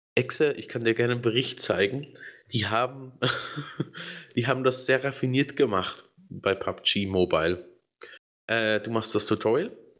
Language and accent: German; Switzerland; hier bei uns in der Schweiz